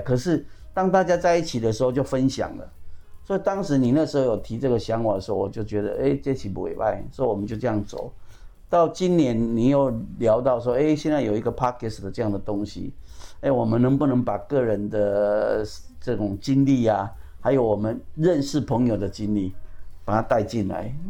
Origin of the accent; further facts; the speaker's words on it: Pingtung County, Taiwan; now in Taipei, Taiwan; 我是屏东人，我在台北